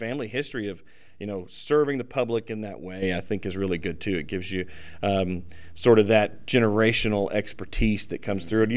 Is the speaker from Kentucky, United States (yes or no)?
yes; Kentucky, United States; I'm from Kentucky